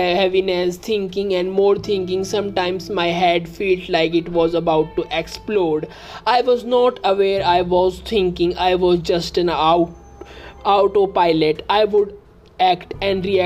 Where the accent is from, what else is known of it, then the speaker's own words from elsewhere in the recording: India; I am from India